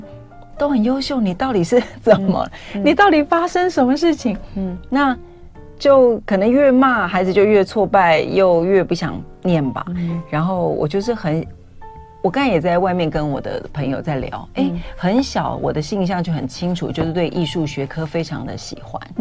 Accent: Taipei, Taiwan; 当然用客家话了啊，我是客家人。

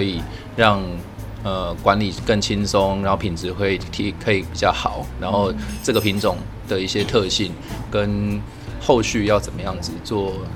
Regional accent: Kaohsiung, Taiwan; moved away as an adult; also born or lived in Hualien; now in Yilan, Taiwan; 我高雄人算是都市小孩

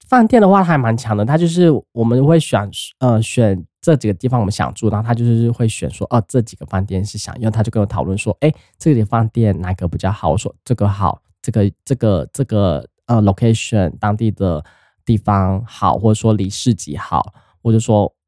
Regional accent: Taiwan; 我们台湾人

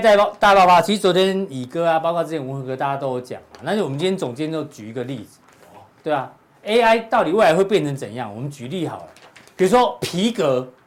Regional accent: Pingzhen, Taoyuan, Taiwan; 我们老家在平镇

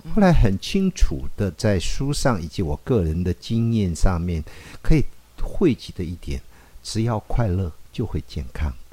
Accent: Taiwan; 我在乡下长大，嗯。我是一口台语

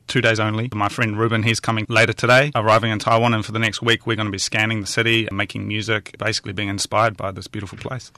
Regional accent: east coast of New Zealand, near Hastings, Hawke's Bay, New Zealand; moved away as an adult; also born or lived in Tokyo, Japan; I'm from a very small town, um, on the east coast of New Zealand, near Hastings. I spent the first nineteen years of my life there

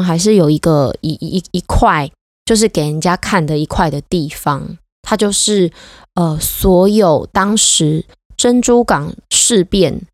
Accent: Taiwan; 我是台湾人，所以他们知道我会讲中文

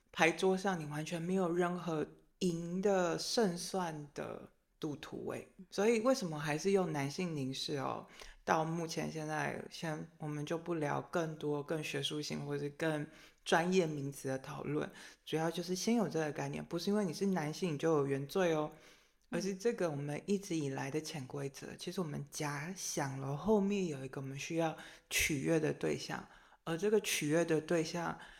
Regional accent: Taiwan; 作为一个台湾人

